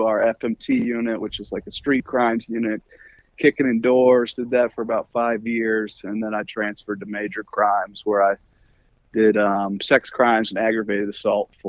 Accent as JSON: {"language": "English", "area": "Chesterfield area", "region": "Virginia", "country": "United States", "tie": "born or raised there", "also_born_or_lived": "Chicago, Illinois", "said": "Chesterfield area, for the most part. I was born in Chicago, lived in the Detroit area for a little bit, and then came to Richmond when I was about 11"}